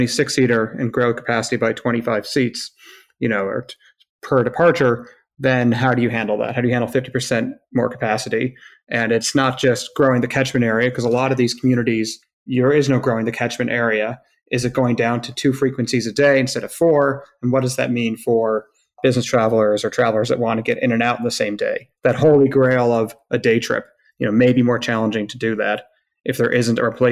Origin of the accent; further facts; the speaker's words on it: upstate New York, United States; coming from a small city in upstate